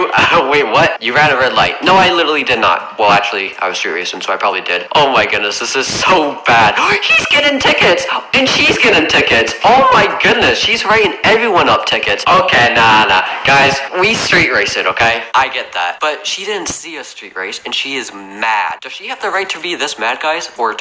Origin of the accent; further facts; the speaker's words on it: Canada; I am sorry. I'm Canadian. I'm sorry, okay?